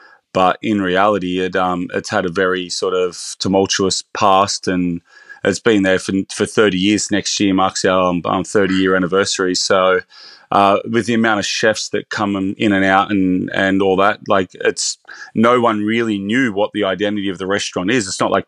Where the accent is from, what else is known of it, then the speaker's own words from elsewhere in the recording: Bathurst, New South Wales, Australia; I'm actually originally from Bathurst, so my career started in smaller regional restaurants.